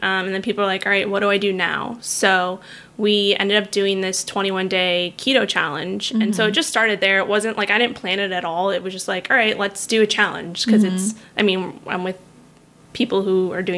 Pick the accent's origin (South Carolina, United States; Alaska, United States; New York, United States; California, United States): New York, United States; New York City; moved away as an adult; also born or lived in Florida / West Palm Beach, Florida; now in San Diego, United States; I am originally from Manhattan, New York, born and raised there.